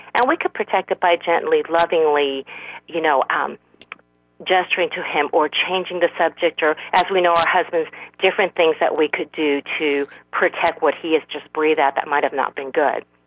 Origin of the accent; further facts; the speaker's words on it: South Korea; I'm, I'm from South Korea